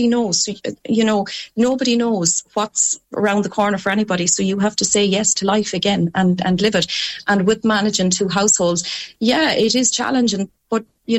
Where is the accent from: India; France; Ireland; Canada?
Ireland; Connacht; Mike is in Limerick and I'm from Leitrim, so we have a 3-hour commute.